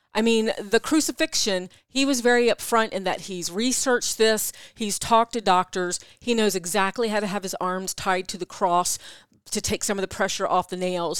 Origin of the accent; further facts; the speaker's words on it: East Coast, United States; accent: East Coast; my East Coast accent